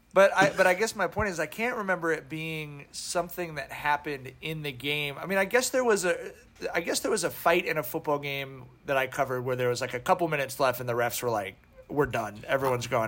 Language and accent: English; Long Beach, California, United States; I grew up in Long Beach in the 90s.